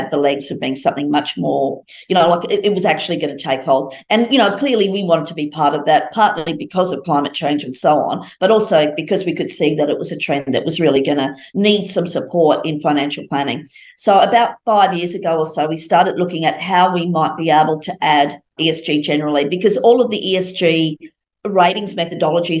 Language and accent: English; Brisbane, Queensland, Australia; I grew up in Brisbane